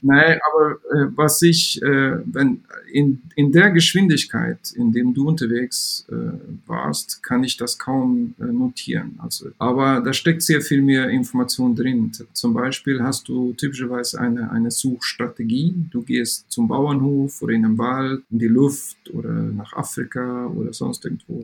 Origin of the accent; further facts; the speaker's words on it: Sweden; German is a second language; moved away as an adult; now in Saarbrücken, Germany; ich bin ähm, äh, gebürtiger Schwede